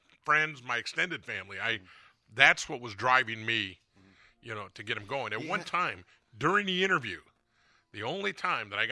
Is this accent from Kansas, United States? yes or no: no; Pico Rivera, California, United States; I grew up in Pico